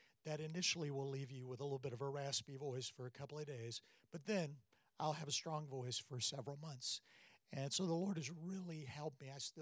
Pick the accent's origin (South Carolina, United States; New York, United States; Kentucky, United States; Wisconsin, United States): South Carolina, United States; I'm from South Carolina